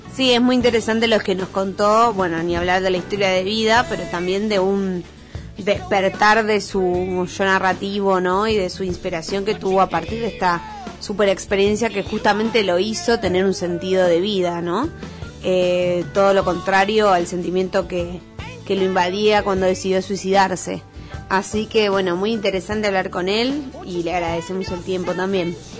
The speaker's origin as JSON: {"language": "Spanish", "region": "Buenos Aires", "country": "Argentina", "said": "yo soy de Buenos Aires, estoy apurado aunque no tenga un motivo"}